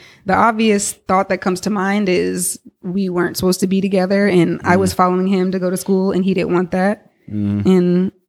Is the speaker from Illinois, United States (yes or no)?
no; Cincinnati, Ohio, United States; my mom had been living at the house actually where I grew up in Cincinnati, and she's still there.